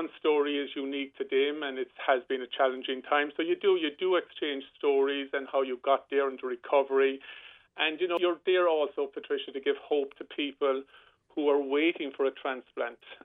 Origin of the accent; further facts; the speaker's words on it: Rosscarbery, Munster, Ireland; I grew up here in Roscarbery playing football